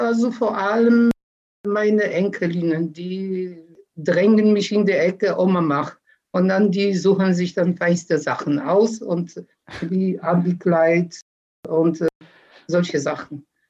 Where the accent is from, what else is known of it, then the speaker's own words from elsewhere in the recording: Poland; now in Germany; in Polen noch